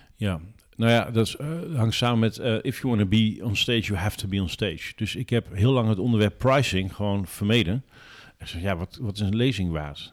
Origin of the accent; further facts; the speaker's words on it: Drenthe, Netherlands; omdat ik uit Drenthe kom